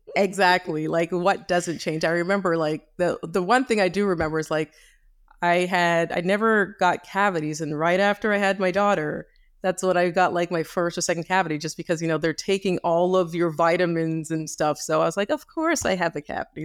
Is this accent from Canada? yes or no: yes; Canada; I grew up in Canada.